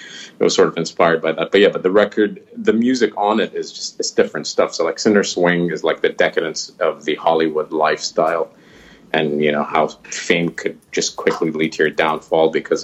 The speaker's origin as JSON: {"language": "English", "country": "Qatar", "tie": "born or raised there", "said": "we have probably the biggest American base, military base outside of the States in my hometown"}